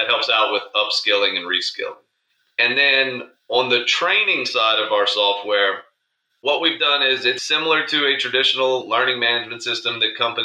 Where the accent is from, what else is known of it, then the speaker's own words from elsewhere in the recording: Lafayette, Louisiana, United States; also born or lived in Geismar, Louisiana; I grew up, born and raised in Lafayette, Louisiana.